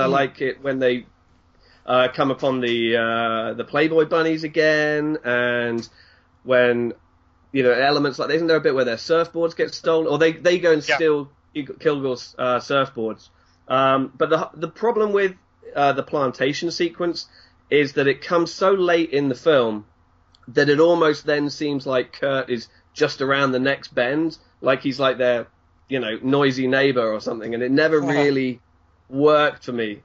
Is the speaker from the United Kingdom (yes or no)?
yes; Brighton, South East England, United Kingdom; moved away as an adult; now in Hong Kong; I am from England, as my accent might give away. I'm from Brighton, the sunny south of England.